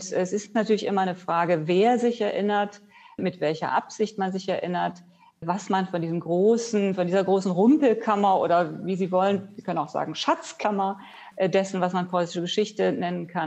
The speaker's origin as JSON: {"language": "German", "region": "Rhineland", "country": "Germany", "said": "Wenn ich anfange äh, in meiner Kindheit, äh, ich komme ja aus dem Rheinland, da ist meine erste Assoziation gewesen, das preußisch Blau der preußischen Uniformen"}